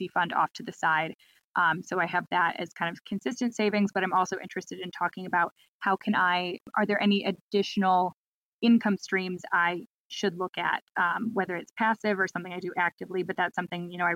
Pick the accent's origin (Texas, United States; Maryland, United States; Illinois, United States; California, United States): Illinois, United States; Chicago; moved away as an adult; now in Nashville, United States; I relocated for work. I'm actually from Chicago originally.